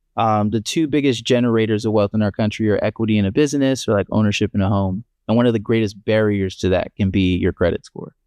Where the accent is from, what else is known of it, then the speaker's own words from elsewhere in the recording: Columbia, Maryland, United States; also born or lived in Pittsburgh, Pennsylvania / Miami, Florida; now in Buffalo, United States; growing up in Columbia, Maryland, where we grew up, and being born in Pittsburgh